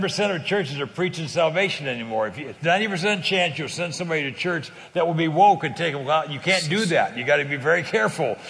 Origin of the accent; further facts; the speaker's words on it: California, United States; I'm, I'm from California